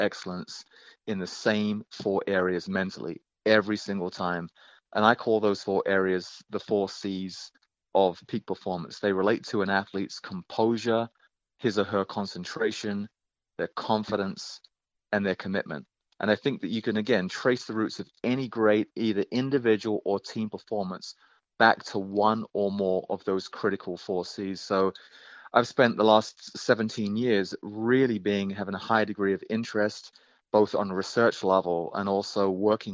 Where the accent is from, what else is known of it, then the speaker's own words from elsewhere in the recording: England, United Kingdom; accent: British; moved away as an adult; now in United States; a 5'8" Englishman